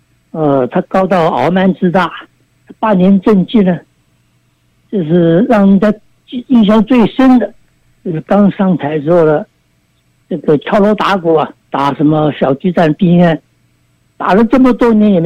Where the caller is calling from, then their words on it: Kaohsiung, Taiwan; 哎，你好，我是高雄，高雄，